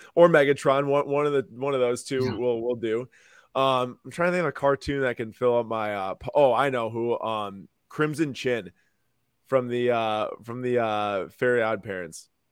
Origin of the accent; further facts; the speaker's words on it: Milwaukee, Wisconsin, United States; I'm from Milwaukee. I live here right now